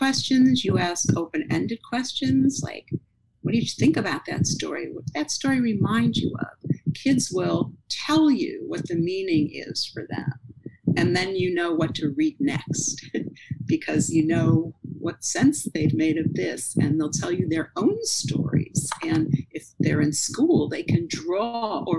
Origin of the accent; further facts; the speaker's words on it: Cleveland, Ohio, United States; now in New York, United States; I grew up in Cleveland and there was a lot of snow